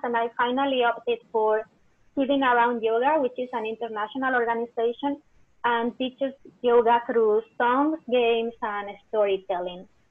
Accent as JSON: {"language": "English", "country": "Spain", "also_born_or_lived": "England", "moved": "as an adult", "lives_now": "King City, United States", "said": "I'm from Spain. I moved to California 20 years ago"}